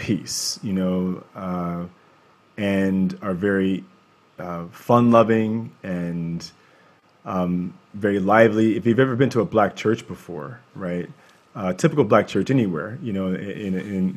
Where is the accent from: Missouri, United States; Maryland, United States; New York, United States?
Maryland, United States; Baltimore; now in California, United States; growing up in Baltimore, I was very fortunate